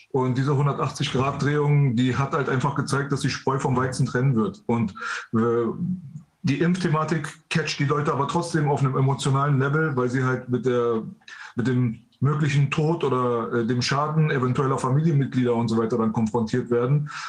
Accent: Iran; now in Germany; wir aus dem Iran äh, geflüchtet sind aufgrund äh, des Regimes dort. Ähm, wir sind, also ich bin mitten im Krieg geboren, mitten in der Revolution quasi

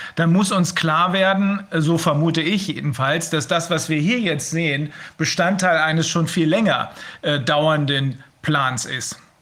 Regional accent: Germany; bei uns in Deutschland

